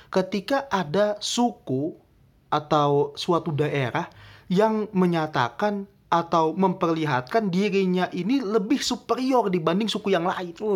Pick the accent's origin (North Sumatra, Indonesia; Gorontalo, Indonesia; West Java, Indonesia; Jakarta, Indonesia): Jakarta, Indonesia; Bung? Betawi.